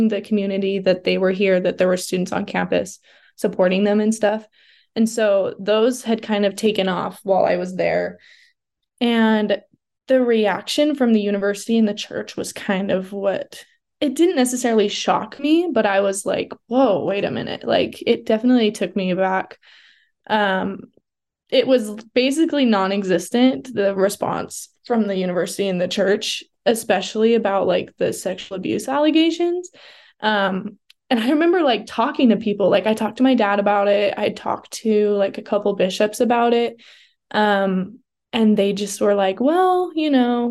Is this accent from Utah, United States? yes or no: yes; Southern Utah, United States; I grew up in Southern Utah, so I wasn't like in the Provo BYU bubble my whole life